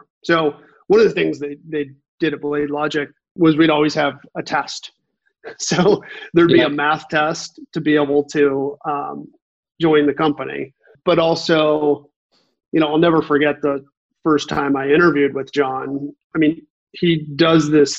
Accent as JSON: {"language": "English", "town": "Kansas City", "region": "Missouri", "country": "United States", "tie": "born or raised there", "moved": "as an adult", "lives_now": "San Francisco Bay Area, United States", "said": "I grew up in Kansas City, went to the University of Missouri"}